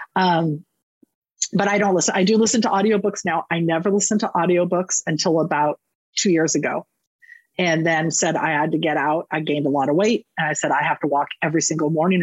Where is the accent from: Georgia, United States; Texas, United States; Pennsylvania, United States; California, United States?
California, United States; Northern; I was raised in Northern California